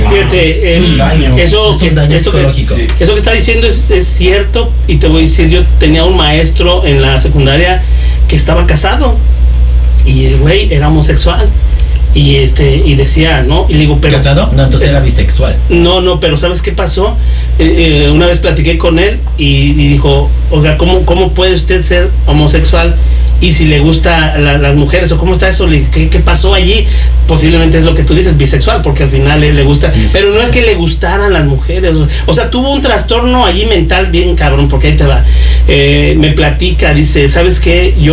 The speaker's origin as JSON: {"language": "Spanish", "region": "Puebla", "country": "Mexico", "moved": "as an adult", "said": "Soy del estado de Puebla. De Puebla."}